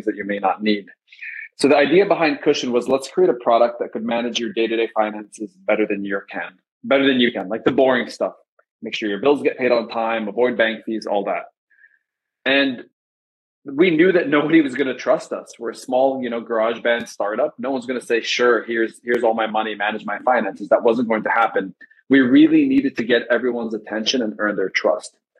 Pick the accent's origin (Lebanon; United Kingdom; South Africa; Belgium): Lebanon; moved away as an adult; now in United States; I grew up in Lebanon in the Middle East